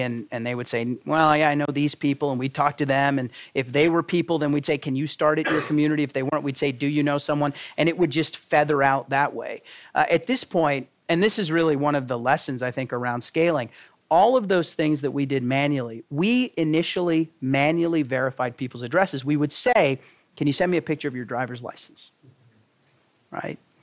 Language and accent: English; Texas, United States; moved away; John and I know from growing up in Texas, that's not the way we grew up